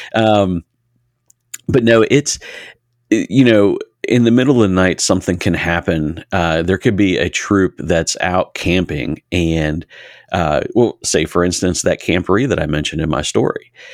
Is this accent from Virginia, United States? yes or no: yes; Harrisonburg, Virginia, United States; I grew up in Massanutten District here in Harrisonburg